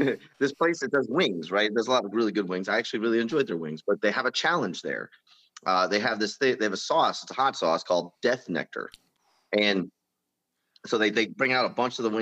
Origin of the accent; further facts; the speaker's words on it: Philadelphia, Pennsylvania, United States; moved away as an adult; also born or lived in Germany / Fort Riley, Kansas; I'm a kid from Pennsylvania, inner city Philly